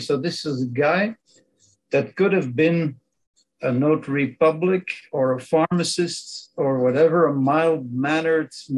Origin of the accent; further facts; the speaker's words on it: Belgium; first language Dutch; English is a second language; I'm a Belgian. My native language is Dutch, Southern Dutch, to be precise